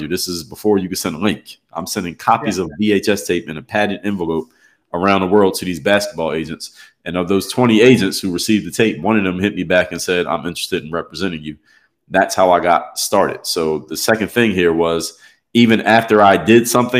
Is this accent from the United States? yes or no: yes; Philadelphia, Pennsylvania, United States; I'm actually from Philadelphia, PA